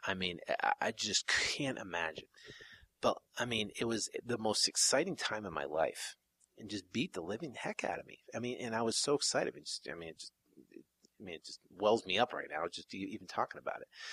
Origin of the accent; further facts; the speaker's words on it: South Burlington, Vermont, United States; moved away; back east, I'm from Vermont originally, in a small little town in uh, called South Burlington